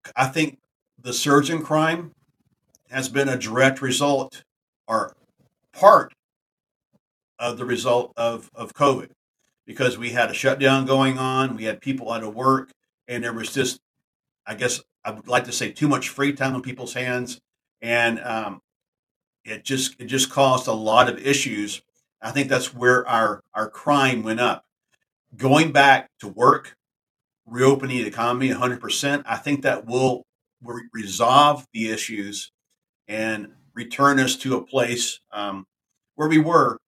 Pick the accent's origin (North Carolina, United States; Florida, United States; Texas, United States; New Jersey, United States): Texas, United States; my home state of Texas